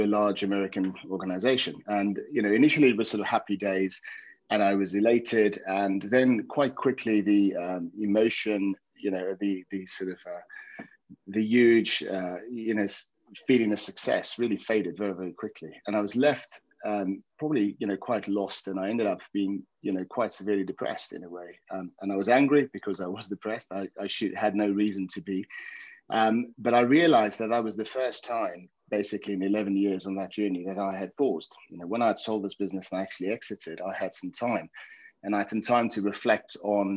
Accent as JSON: {"language": "English", "country": "South Africa", "tie": "born or raised there", "moved": "yes", "lives_now": "England", "said": "I grew up in South Africa, played rugby, came over to England"}